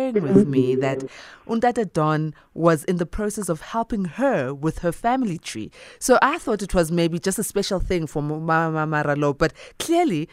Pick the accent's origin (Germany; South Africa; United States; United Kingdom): South Africa; us as South Africans